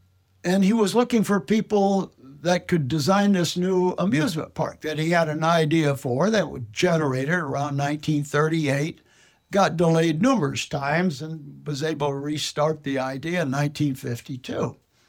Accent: Los Angeles, California, United States; moved away as an adult; also born or lived in Detroit, Michigan; I was born in Los Angeles 92 years ago, lived in the Los Feliz area, which was only a couple of blocks from Walt Disney in those days

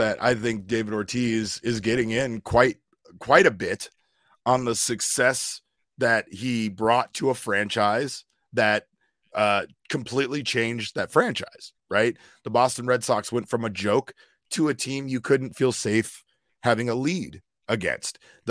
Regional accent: Puerto Rico; I'm Puerto Rican.

